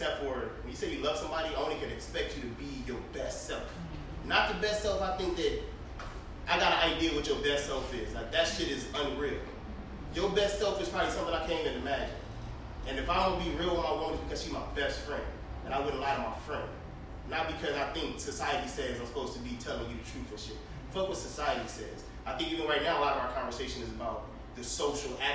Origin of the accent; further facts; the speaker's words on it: Inglewood, California, United States; now in Dallas, United States; I'm from Inglewood. But I moved over to Dallas